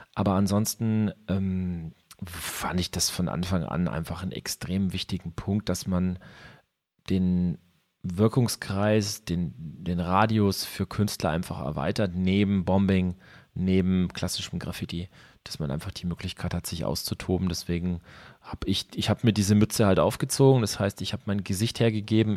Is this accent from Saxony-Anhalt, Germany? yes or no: no; Ansbach, Bavaria, Germany; also born or lived in Nuremberg; now in Nuremberg area, Germany; nachdem ich Ansbach verlassen habe, dann irgendwann in den Großraum Nürnberg verschlagen